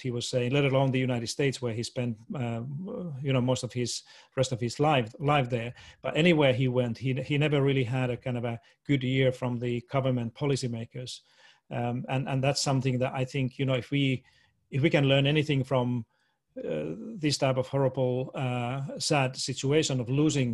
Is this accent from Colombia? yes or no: no; Finland; moved away as an adult; also born or lived in Washington, D.C. / Boston; I was born and raised in Finland, went through all the schooling and did all my university studied.